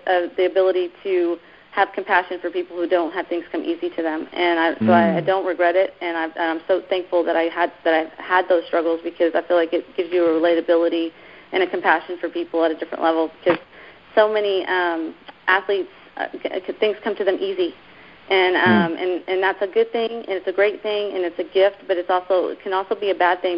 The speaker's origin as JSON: {"language": "English", "town": "Keller", "region": "Texas", "country": "United States", "tie": "born or raised there", "also_born_or_lived": "New York", "said": "My parents moved us down to Texas when I was like 10. And so we were raised in this little town called Keller, Texas"}